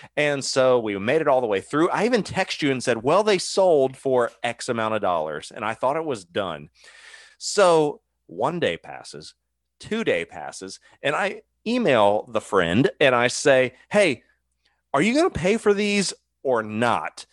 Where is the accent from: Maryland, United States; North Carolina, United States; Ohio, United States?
Ohio, United States; I grew up in Ohio